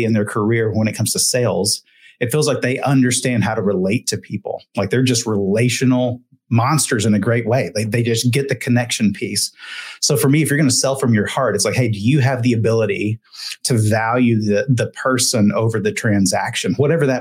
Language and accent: English; Texas, United States; I grew up in Texas